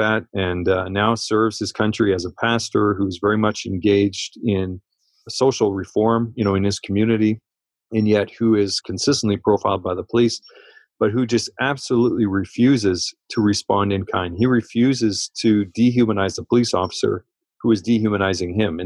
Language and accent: English; Canada; I'm a Canadian